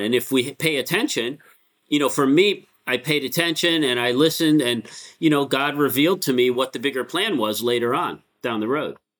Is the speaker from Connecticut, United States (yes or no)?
yes; Connecticut, United States; also born or lived in Bronx, New York; we moved to Connecticut when I was like nine